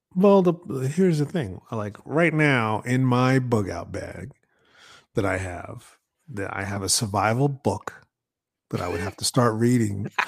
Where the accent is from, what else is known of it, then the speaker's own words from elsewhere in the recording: New York, United States; I grew up in New York